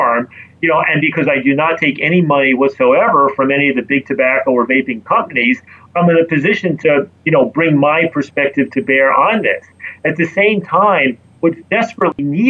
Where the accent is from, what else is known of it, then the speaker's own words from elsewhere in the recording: New York City, New York, United States; as a New Yorker